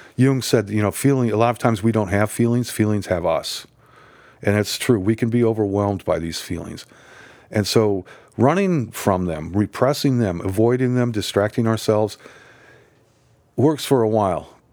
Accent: Nebraska, United States; I grew up in Nebraska

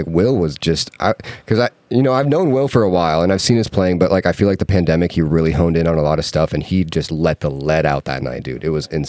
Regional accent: Iowa, United States; now in San Diego, United States; I'm from Iowa originally

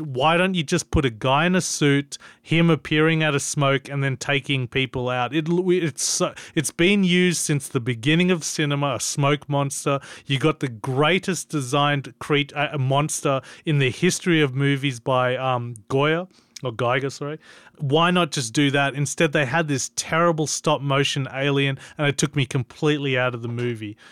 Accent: Australia; as an Australian

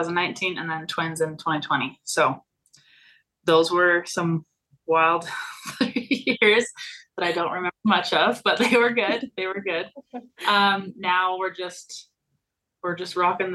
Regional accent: Bear Lake, Idaho, United States; also born or lived in Cache Valley, Utah; I am born and raised in Idaho from Bear Lake

